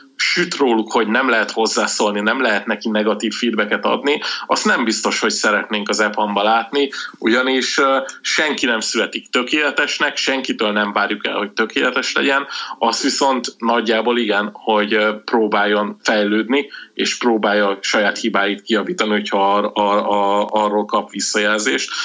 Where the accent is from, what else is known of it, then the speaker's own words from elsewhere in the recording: Budapest, Hungary; én Budapesten éltem egész életemben